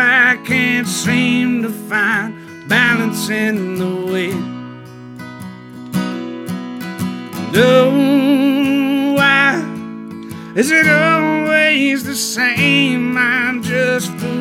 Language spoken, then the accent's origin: English; Hattiesburg, Mississippi, United States; I'm from Hattiesburg, Mississippi.